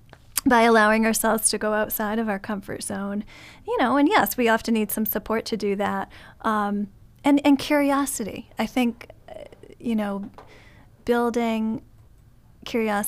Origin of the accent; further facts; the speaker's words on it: New England, United States; also born or lived in San Francisco Bay Area, United States; now in Chicago, United States; I'm originally not from Chicago. I grew up on the East Coast in New England